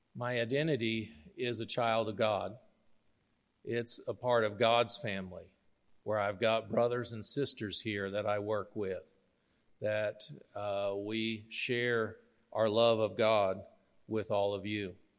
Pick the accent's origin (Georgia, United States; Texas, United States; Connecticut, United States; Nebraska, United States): Nebraska, United States; York; also born or lived in Arkansas; I grew up here in York. Uh, my family moved to York in nineteen seventy